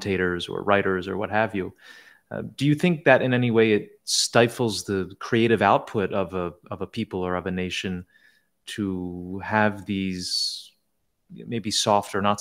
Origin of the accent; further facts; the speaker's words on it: United States; as an American